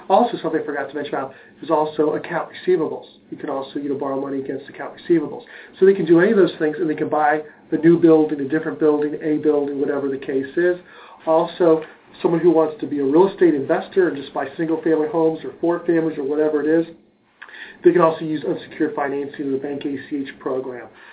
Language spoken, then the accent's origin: English; Cincinnati, Ohio, United States; also born or lived in Connecticut; Grew up in Cincinnati. My parents are from Brooklyn.